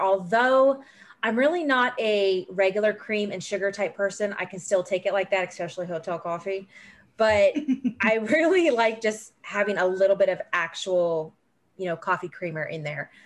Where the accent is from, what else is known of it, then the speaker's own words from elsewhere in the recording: California, United States; moved away as an adult; now in South Carolina, United States; I'm actually a California native. So I was born and raised in California before I joined the Navy